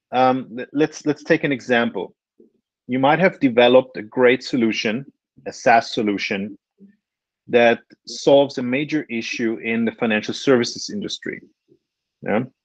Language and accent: English; Vienna, Austria; moved away as an adult; now in Switzerland; I'm originally Austrian, uh, born and raised in Vienna.